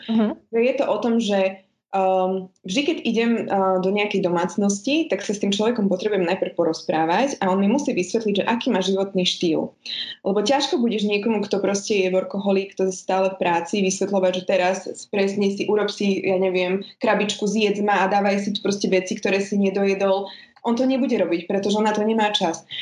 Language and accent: Slovak; Spišská Nová Ves, Košice Region, Slovakia; now in Bratislava, Slovakia; pôvodom som teda zo Spišskej Novej Vsi, ale už dlhodobo žijem v Bratislave